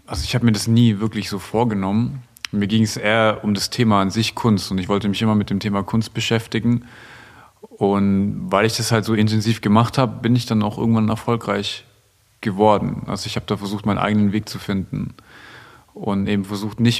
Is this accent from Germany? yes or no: yes; Stuttgart, Baden-Württemberg, Germany; Und gerade in Stuttgart, wo ich, wo ich herkomme, da ist ja schon der optimale Weg, den so die Gesellschaft von dir möchte